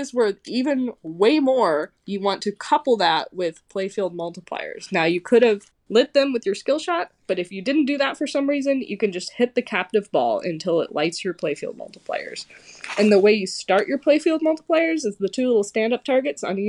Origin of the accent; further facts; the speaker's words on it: Kansas City, United States; I'm from Kansas City, and I am a competitive pinball player